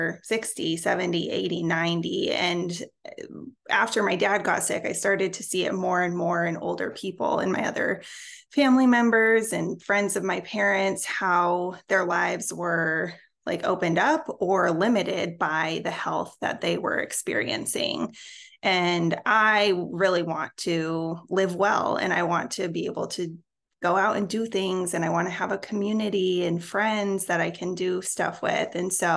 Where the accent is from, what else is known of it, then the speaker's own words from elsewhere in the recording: Colorado, United States; now in Houston, United States; I live in Houston, Texas, although I'm originally from Colorado, and I will never claim Texas